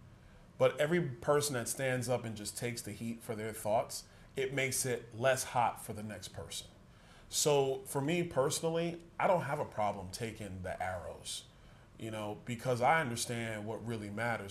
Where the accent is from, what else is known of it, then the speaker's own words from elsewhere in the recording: New York City, New York, United States; moved away as an adult; also born or lived in Tallahassee, Florida; now in Florida, United States; I was born in Brooklyn, New York